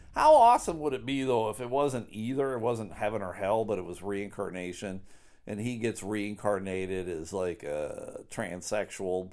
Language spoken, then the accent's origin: English; Buffalo, New York, United States; I grew up in Buffalo